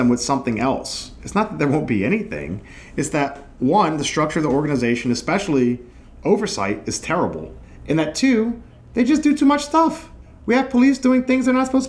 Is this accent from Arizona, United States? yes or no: no; New Orleans, Louisiana, United States; I'm from New Orleans